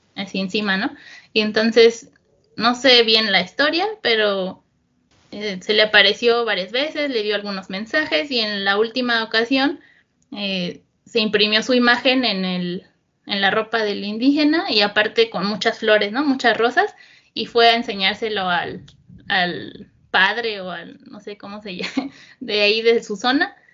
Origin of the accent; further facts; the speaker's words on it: State of Mexico, Mexico; also born or lived in Tijuana; Yo soy del Estado de México, como la zona central del país, aunque bueno, nací en Tijuana, pero estuve pues uno o dos años allá y no recuerdo nada, pero toda mi vida he, sido, he vivido aquí en, en el Estado de México